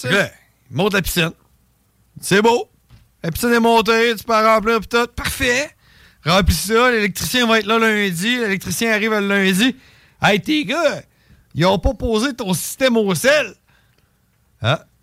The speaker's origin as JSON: {"language": "French", "country": "Canada", "tie": "born or raised there", "said": "je suis né au Canada"}